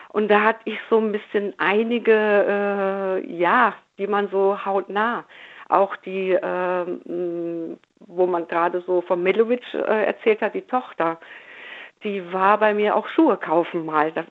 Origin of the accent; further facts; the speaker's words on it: Cologne, North Rhine-Westphalia, Germany; Aber ja, als Kölner aber selbst, ach